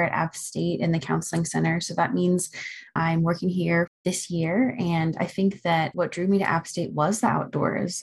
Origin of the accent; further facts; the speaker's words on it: Florida, United States; now in Boone, United States; I'm originally from Florida